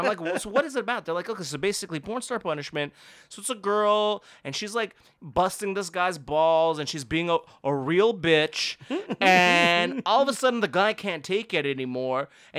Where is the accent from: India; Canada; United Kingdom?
Canada; Montreal, Quebec; I'm from Montreal